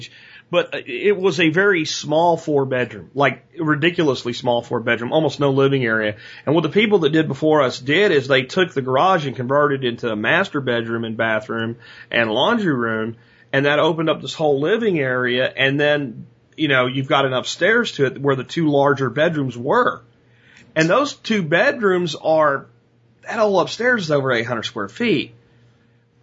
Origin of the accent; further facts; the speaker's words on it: Jacksonville, Florida, United States; moved away; I grew up in Jacksonville, part of my childhood.